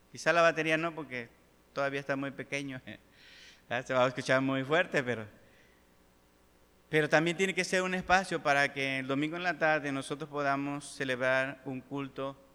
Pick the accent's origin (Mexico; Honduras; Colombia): Mexico; hay una iglesia de puros mexicanos y yo soy mexicano